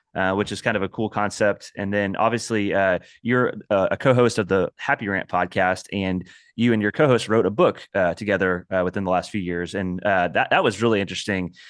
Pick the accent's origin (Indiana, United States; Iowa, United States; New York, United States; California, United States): Indiana, United States; I'm also from Indiana